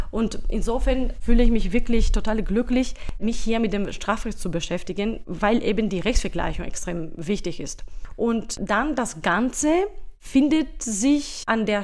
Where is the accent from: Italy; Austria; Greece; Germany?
Greece; German is a second language; moved away as an adult; now in Liechtenstein; Also ursprünglich komme ich aus Griechenland. Dort habe ich Jura studiert